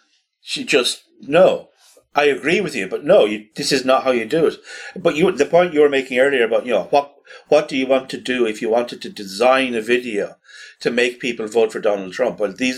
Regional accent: Ireland; a place like Ireland where we have an unarmed police

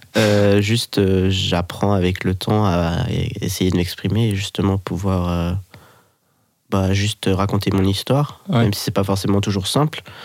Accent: Geneva, Switzerland; moved away as an adult; now in Lyon, France; J'habite à Lyon depuis un an et demi environ. Sinon, je viens de Genève.

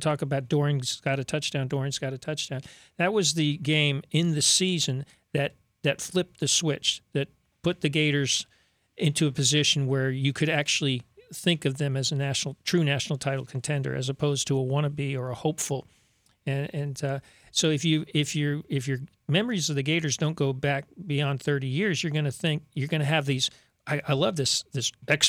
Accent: South Florida, United States; I grew up in South Florida

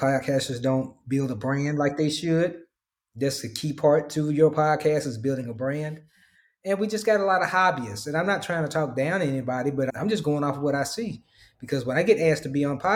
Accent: Memphis, Tennessee, United States; now in Dallas, United States; my hometown of Memphis

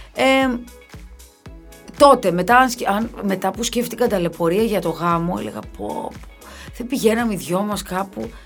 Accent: Kefalonia, Ionian Islands, Greece; στο χωριό μου, στην Κεφαλονιά

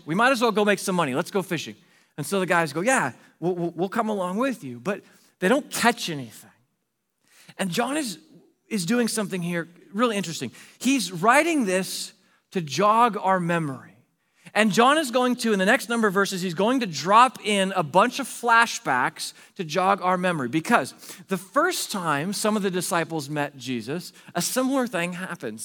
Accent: Pacific Northwest, United States; moved away as an adult; also born or lived in Arizona; my wife and I moved from the Pacific Northwest, where we grew up. We moved to Arizona for a job there.

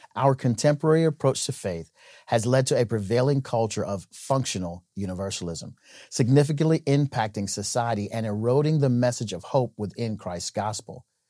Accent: Nebraska, United States; my home state of Nebraska

